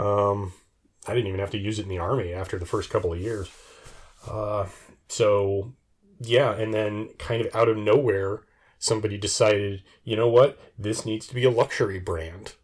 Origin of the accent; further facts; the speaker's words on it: United States; I'm used to being an American